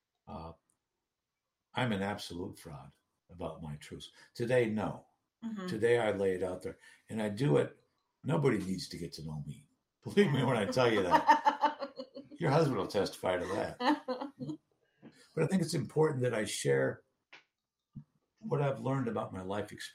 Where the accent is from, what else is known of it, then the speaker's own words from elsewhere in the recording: Duluth, Minnesota, United States; moved away; I returned to Duluth, my hometown, in June 2016